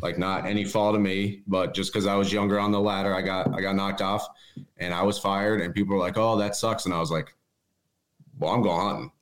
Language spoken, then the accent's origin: English; East End, Pennsylvania, United States; I'm from East End, Pennsylvania